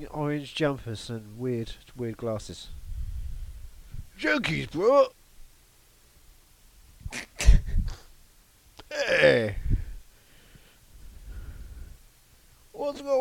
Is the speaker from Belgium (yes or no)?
no; England, United Kingdom; I'm English.